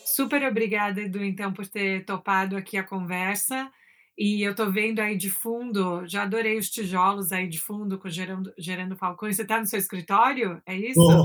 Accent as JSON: {"language": "Portuguese", "region": "São Paulo", "country": "Brazil", "tie": "born or raised there", "also_born_or_lived": "New York", "said": "de São Paulo, crescer em São Paulo"}